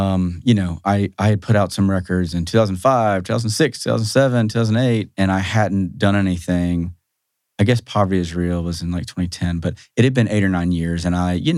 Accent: Athens, Georgia, United States; I grew up in Athens, actually.

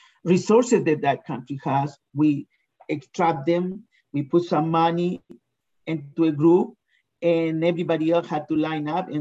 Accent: Chile; now in United States; I'm originally from Chile

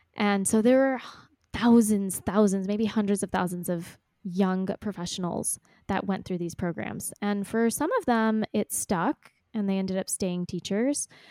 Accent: Texas, United States; also born or lived in Ecuador; born and raised in Texas

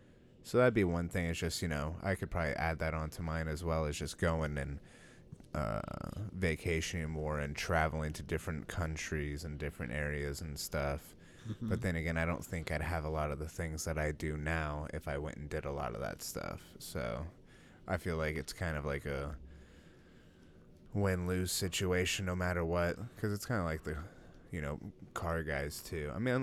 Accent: United States; we're American.

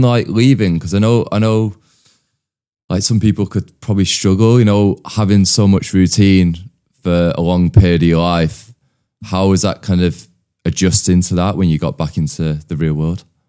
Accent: outskirts of Manchester, North West England, United Kingdom; So we moved away from Manchester and moved to the outskirts

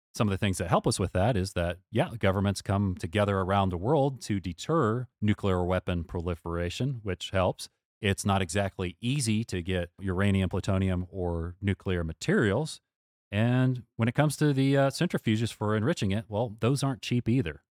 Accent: United States; as an American

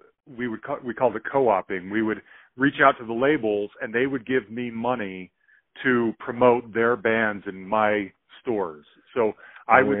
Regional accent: Salt Lake City, Utah, United States; I grew up in Salt Lake City

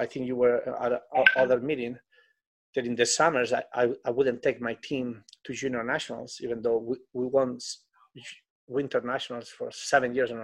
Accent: Spain; English is a second language; moved away as an adult; now in United States; When I came to America, I couldn't speak English

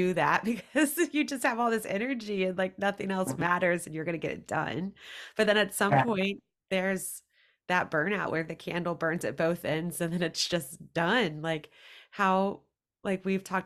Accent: Roanoke, Virginia, United States; moved away as an adult; also born or lived in Richmond, Virginia; now in Nashville, United States; I'm from Roanoke, Virginia, but I lived in Richmond

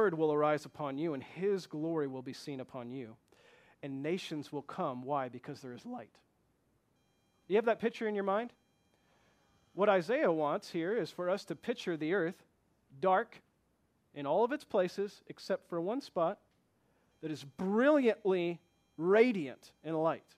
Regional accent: Flint, Michigan, United States; I come from Flint, Michigan

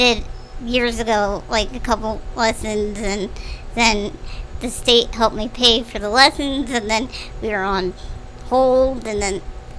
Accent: Echo, United States; moved away; also born or lived in Hamilton; I went to Hamilton middle and high school. Okay. Mm-hmm. I'm originally from Echo.

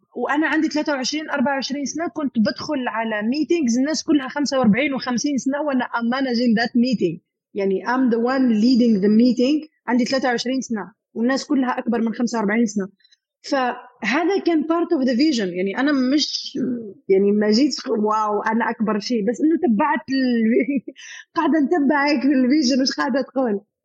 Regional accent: Algeria; moved away as an adult; now in United Arab Emirates; منطقه عندنا في الجزائر

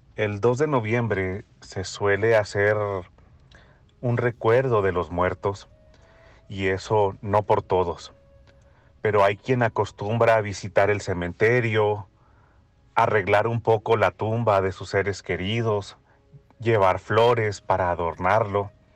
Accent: northern Mexico, Mexico; como mexicano

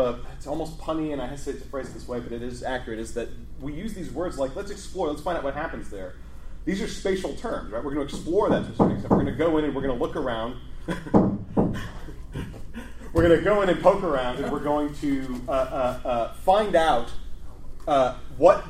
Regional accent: Chicago, Illinois, United States; here's Chicago. This is my hometown.

